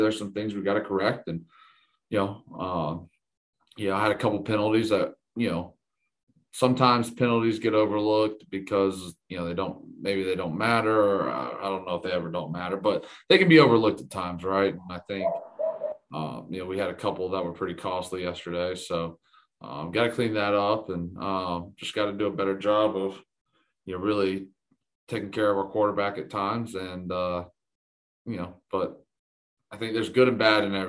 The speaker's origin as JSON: {"language": "English", "region": "Georgia", "country": "United States", "tie": "born or raised there", "moved": "yes", "said": "growing up in the South and in Georgia"}